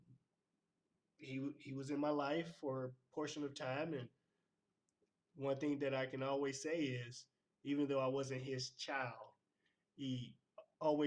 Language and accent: English; Clarksdale, Mississippi, United States; moved away; Born and raised in Clarksdale, Mississippi